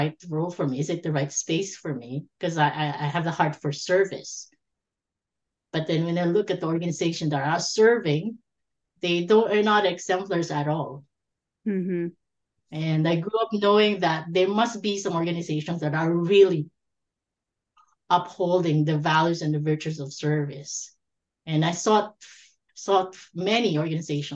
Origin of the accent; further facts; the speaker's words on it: Philippines; moved away as an adult; now in Canada; I was born and raised in the Philippines